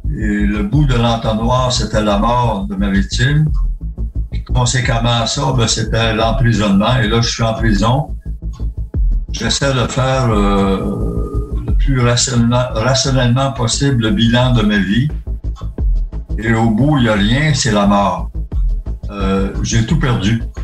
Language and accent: French; Gaspésie, Quebec, Canada; je suis gaspésien